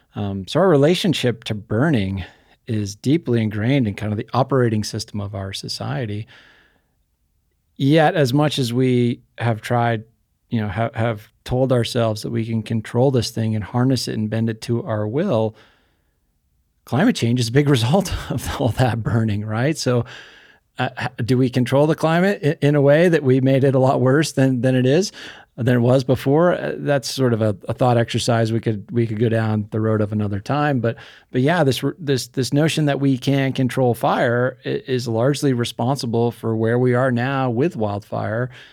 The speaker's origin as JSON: {"language": "English", "region": "New Hampshire", "country": "United States", "tie": "born or raised there", "said": "I grew up in New Hampshire"}